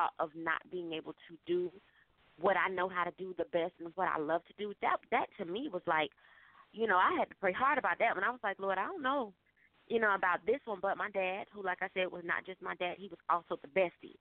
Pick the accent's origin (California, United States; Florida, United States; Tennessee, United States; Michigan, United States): Florida, United States; Fort Lauderdale; moved away as an adult; now in Atlanta, United States; I'm actually from Fort Lauderdale, Florida. I moved to Atlanta some time ago.